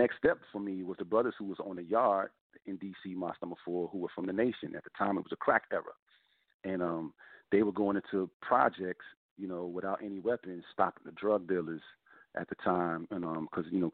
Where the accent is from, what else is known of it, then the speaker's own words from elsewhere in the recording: Brockton, Massachusetts, United States; moved away as an adult; also born or lived in Washington, D.C.; I grew up in Brockton, Massachusetts, my teenage years.